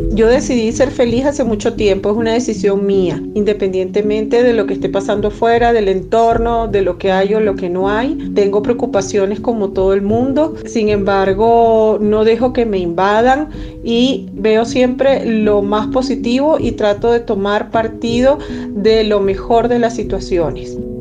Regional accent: Venezuela; moved away as an adult; now in Quito, Ecuador; soy venezolana ecuatoriana, llegué hace cuatro años a este maravilloso país, resido en la ciudad de Quito

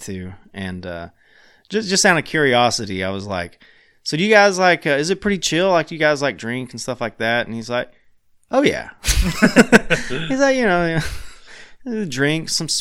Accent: Tennessee, United States; I'm from Tennessee

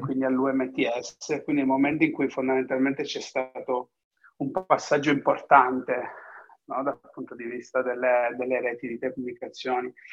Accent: Cosenza, Calabria, Italy; moved away as an adult; also born or lived in England; now in Udine, Italy; Sono originario di Cosenza.

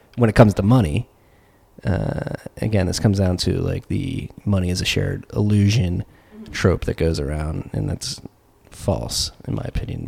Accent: Philadelphia, Pennsylvania, United States; I come from Philadelphia.

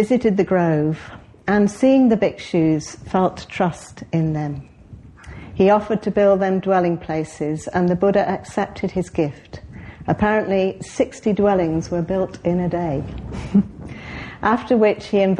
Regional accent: Cheadle, North West England, United Kingdom; moved away; I was brought up in Cheadle, which many of you know is not that far away, south in Cheshire, just south of Manchester.

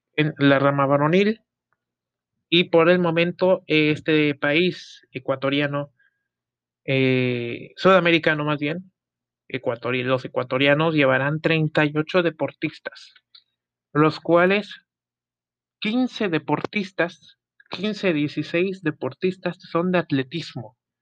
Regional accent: Mexico; orgullo mexicano

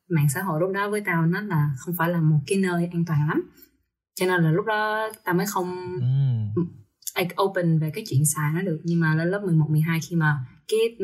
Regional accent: Vietnam; now in United States; tao đến từ Việt Nam

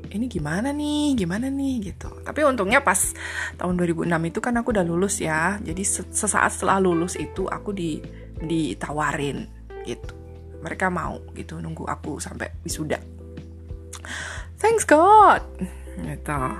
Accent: Surakarta, Central Java, Indonesia; born there; aku harus pulang ke kota kelahiranku karena aku dapat kabar kalau uh, pada saat itu ayahku stroke gitu kan nah um, aku minta buat aku pindah ke radio aja gitu kebetulan radioku tempat aku kerja itu punya grup gitu kan ada grupnya jadi aku minta dipindah ke grup yang ada di Solo

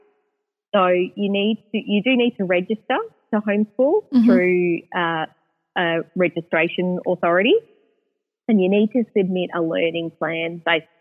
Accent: Victoria, Australia; We're from Victoria and we've made it around to WA

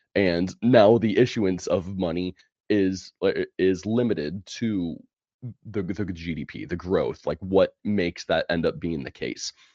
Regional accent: California, United States; moved away as an adult; now in Alabama, United States; born and raised in California

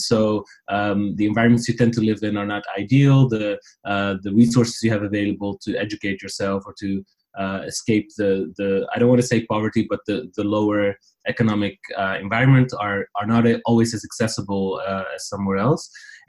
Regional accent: near Amsterdam, North Holland, Netherlands; first language Riffian (Tarifit); English is a second language; moved away as an adult; also born or lived in Paris / London; now in Dublin, Ireland; I was born and raised in the Netherlands near Amsterdam. My parents are immigrants from Morocco. I lived most of my life in the Netherlands.

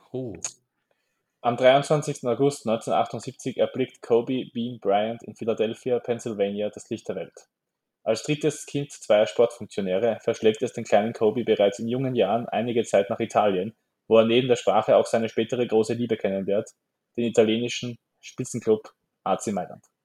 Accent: Austria; wir als Österreicher haben halt einen Bezug zum Skispringen.

